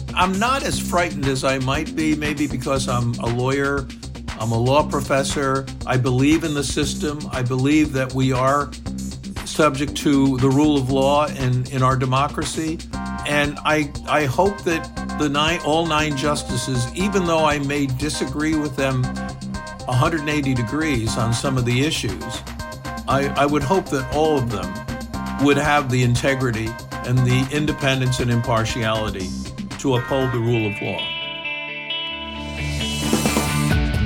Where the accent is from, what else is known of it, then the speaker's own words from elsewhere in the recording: Texas, United States; my home state of Texas